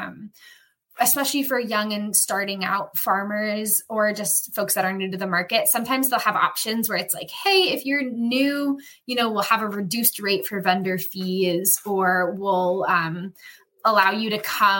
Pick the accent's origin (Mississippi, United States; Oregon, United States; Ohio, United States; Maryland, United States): Oregon, United States; Portland; moved away as an adult; now in Washington, D.C., United States; I grew up in Portland, Oregon